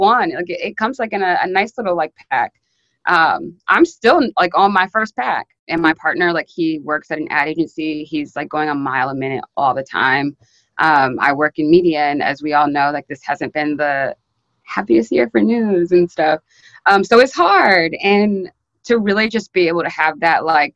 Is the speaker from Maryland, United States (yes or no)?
yes; Maryland, United States; moved away as an adult; now in New York, United States; I'm from Maryland. I moved to New York like maybe 3-ish years ago. But I was always still like kind of close with like a couple like Black girls from my high school